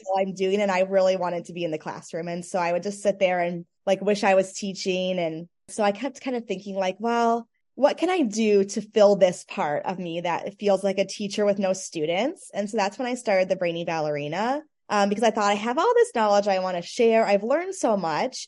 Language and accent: English; Michigan, United States; I grew up dancing in Michigan